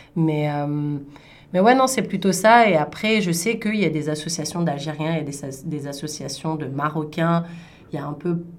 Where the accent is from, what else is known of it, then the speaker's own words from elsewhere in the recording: Paris region, Île-de-France, France; now in Toronto, Canada; je suis née en région parisienne